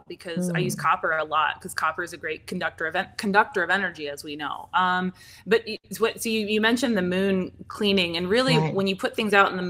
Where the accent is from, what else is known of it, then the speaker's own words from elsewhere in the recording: Pacific Northwest, United States; I didn't hear about it growing up because I didn't grow up out here. I grew up in the Pacific Northwest